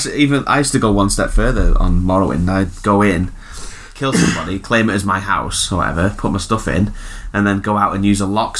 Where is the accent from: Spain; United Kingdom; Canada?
United Kingdom; I'm British.